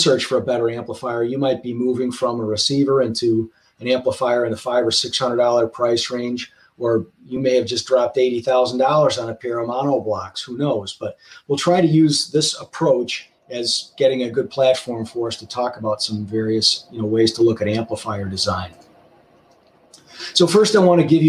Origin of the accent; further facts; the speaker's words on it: Chicago, Illinois, United States; Chicago, which is my hometown